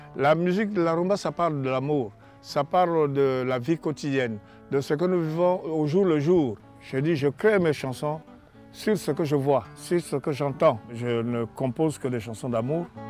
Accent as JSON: {"language": "French", "area": "Léopoldville", "region": "Kinshasa", "country": "DR Congo", "tie": "born or raised there", "said": "la ville où je suis né s'appelait euh, Léopoldville. Évidemment, après l'indépendance, euh, la ville a changé de nom. C'est appelé Kinshasa"}